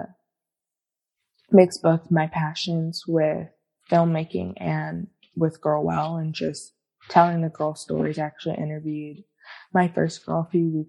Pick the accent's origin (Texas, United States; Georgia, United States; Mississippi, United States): Georgia, United States; Atlanta; now in Los Angeles, United States; I grew up in Atlanta, so Atlanta, Georgia